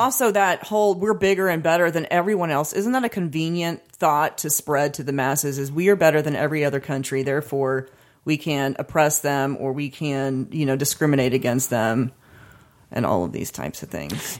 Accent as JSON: {"language": "English", "country": "United States", "tie": "born or raised there", "said": "being born into America"}